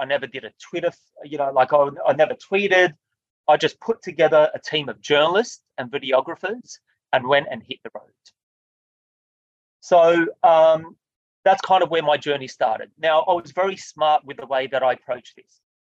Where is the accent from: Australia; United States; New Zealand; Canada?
Australia; I felt like it was my duty as an Australian, it was my duty as a human being that cares about humanity